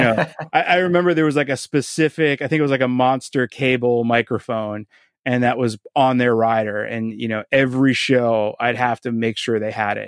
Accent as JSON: {"language": "English", "town": "Boston", "region": "Massachusetts", "country": "United States", "tie": "born or raised there", "also_born_or_lived": "Quincy", "said": "I was born in Boston and, uh, grew up in South Boston and went to high school in Quincy"}